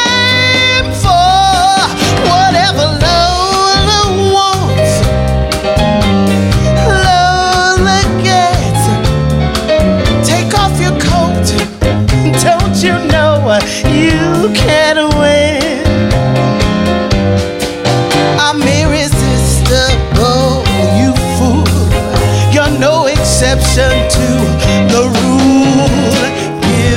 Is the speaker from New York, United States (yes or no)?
no; Hartford, Connecticut, United States; now in Las Vegas, United States; my hometown of Hartford